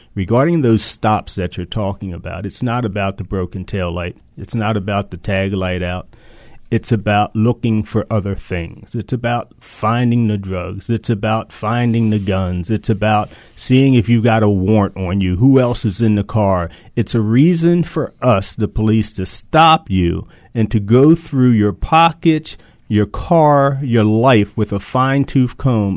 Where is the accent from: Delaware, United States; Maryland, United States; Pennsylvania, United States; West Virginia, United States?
Maryland, United States; Baltimore; growing up in Reservoir Hill, a child of the 60s